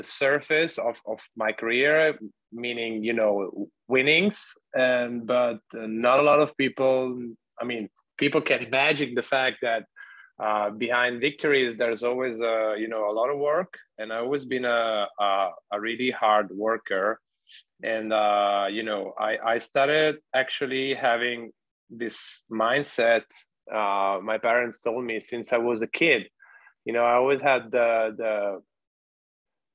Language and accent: English; Treviso, Veneto, Italy; I come from Treviso, which is in the northeast of Italy.